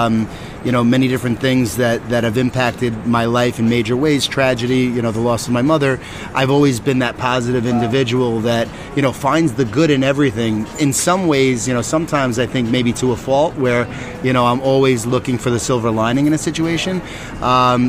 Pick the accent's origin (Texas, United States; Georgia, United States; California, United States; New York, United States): New York, United States; Huntington; also born or lived in Arizona; I'm from New York. So, yeah, born and raised in Huntington, Long Island